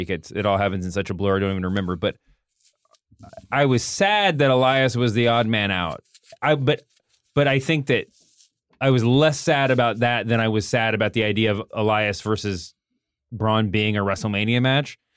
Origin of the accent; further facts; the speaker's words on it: Canada; But um, as a Canadian, yeah.